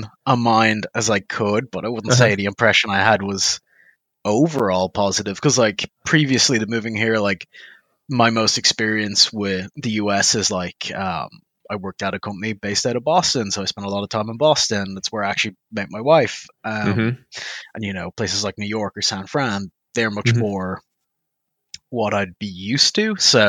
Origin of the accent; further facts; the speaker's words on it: Dublin, Leinster, Ireland; now in Oklahoma, United States; North Dublin the whole time.